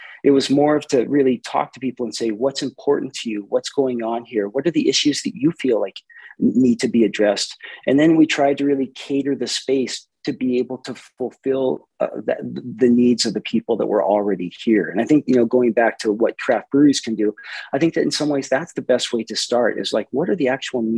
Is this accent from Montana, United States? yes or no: yes; Helena, Montana, United States; moved away as an adult; also born or lived in Brazil; now in Missoula, United States; I'm from Helena, Montana originally.